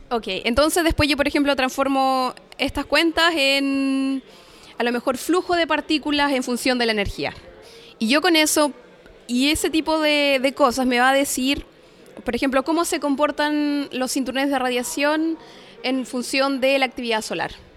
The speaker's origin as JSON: {"language": "Spanish", "country": "Chile", "moved": "as an adult", "said": "yo me fui de Chile hace seis años"}